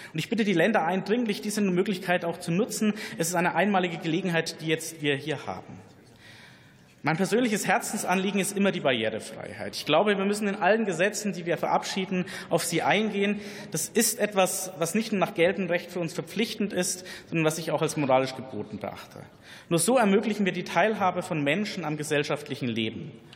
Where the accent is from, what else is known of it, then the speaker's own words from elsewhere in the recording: Bavaria, Germany; meine Heimat in Bayern